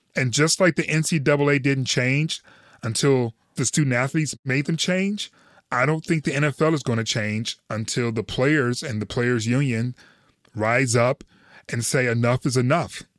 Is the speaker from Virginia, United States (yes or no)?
no; Detroit, Michigan, United States; what I grew up with in Detroit